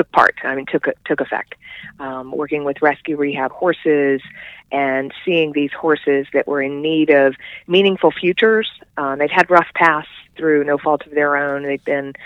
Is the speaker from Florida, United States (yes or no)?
yes; Central Florida, United States; moved away as an adult; now in Asheville, United States; I was born and raised in Central Florida